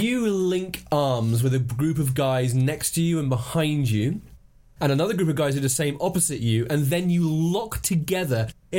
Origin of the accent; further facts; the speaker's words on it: Hong Kong; And I grew up in Hong Kong, where they had the Hong Kong Rugby Sevens